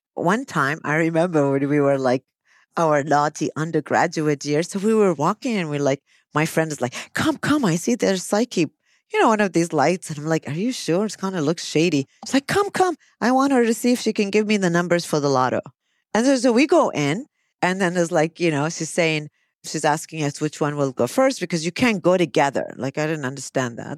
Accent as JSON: {"language": "English", "country": "United States", "moved": "yes", "lives_now": "Kuwait", "said": "I'm an American"}